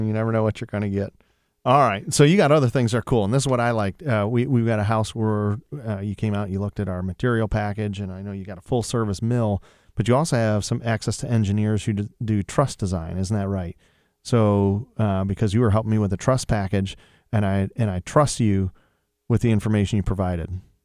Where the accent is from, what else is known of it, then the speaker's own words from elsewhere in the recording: Sylvania, Ohio, United States; moved away; I really enjoyed growing up in Sylvania and being part of Toledo's culture